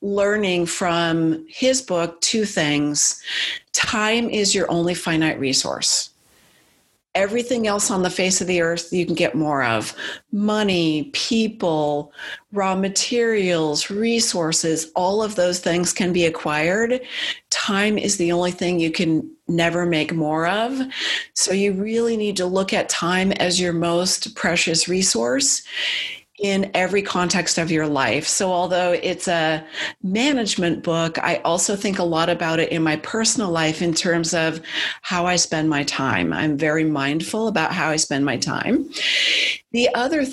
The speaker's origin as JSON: {"language": "English", "area": "Silicon Valley", "region": "California", "country": "United States", "tie": "born or raised there", "said": "I grew up in Silicon Valley"}